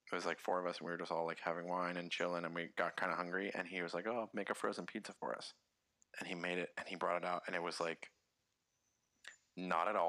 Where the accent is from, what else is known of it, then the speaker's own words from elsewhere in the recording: United States; first language English; moved away as an adult; also born or lived in Nashville; now in Paris, France; as an American